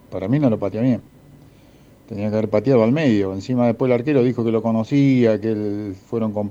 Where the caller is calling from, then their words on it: El Hoyo, Chubut, Argentina; del Hoyo, provincia de Chubú